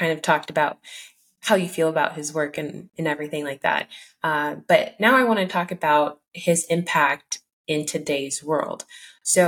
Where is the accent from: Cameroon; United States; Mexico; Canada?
Cameroon; moved away; I was born in the West African country of Cameroon, which was colonized by the German, the French, and the English